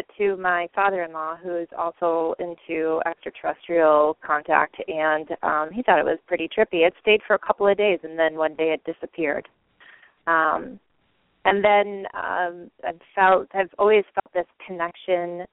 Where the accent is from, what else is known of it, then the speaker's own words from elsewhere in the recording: Michigan, United States; moved away as an adult; also born or lived in Lansing, Michigan; now in Hawaii, United States; I grew up in Michigan, and my husband and I were living in Lansing